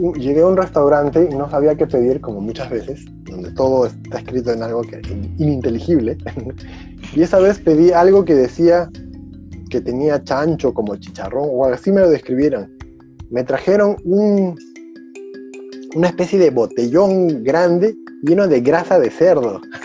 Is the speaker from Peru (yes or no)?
yes; Lima, Peru; now in Czech Republic; Yo vengo de Lima, un lugar de todo el año el cine es igualito